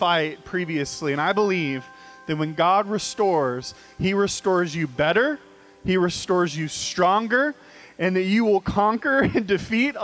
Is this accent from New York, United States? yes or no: no; Bakersfield, California, United States; I grew up in Bakersfield, California